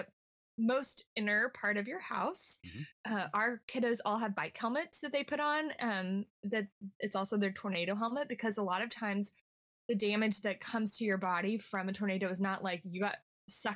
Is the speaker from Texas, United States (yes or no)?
yes; Central Texas, United States; now in Oklahoma, United States; I grew up in Central Texas